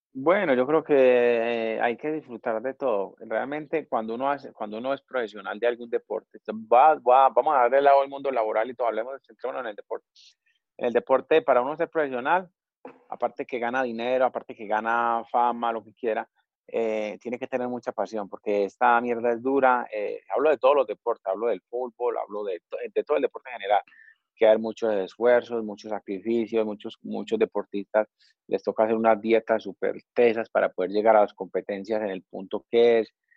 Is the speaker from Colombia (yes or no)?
yes; Colombia; moved away as an adult; uno como colombiano